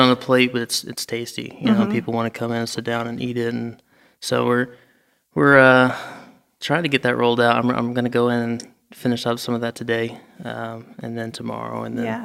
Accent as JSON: {"language": "English", "town": "Little Rock", "region": "Arkansas", "country": "United States", "also_born_or_lived": "Palm Beach Gardens, Florida", "lives_now": "Fayetteville, United States", "said": "I'm from Little Rock originally"}